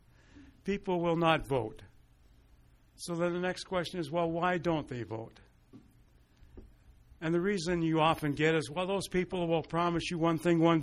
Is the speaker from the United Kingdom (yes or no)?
no; Lethbridge, Alberta, Canada; also born or lived in Montreal; now in Calgary, Canada; Growing up in Lethbridge, every year, November 11th, I, with thousands of other Lethbridgeites, would gather at the cenotaph